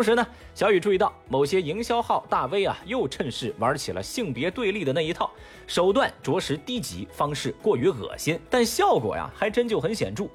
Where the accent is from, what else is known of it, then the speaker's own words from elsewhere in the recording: Chengdu, Sichuan, China; 我作为一个成都人